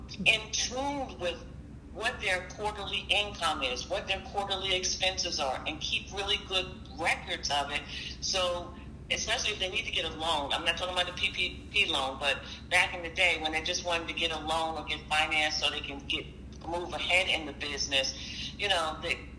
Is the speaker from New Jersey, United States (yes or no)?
yes; Jersey City, New Jersey, United States; I'm a Jersey girl. I was born and raised in Jersey City.